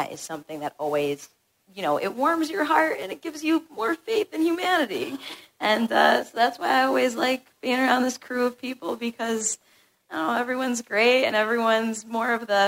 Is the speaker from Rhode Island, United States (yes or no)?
yes; Rhode Island, United States; from Rhode Island.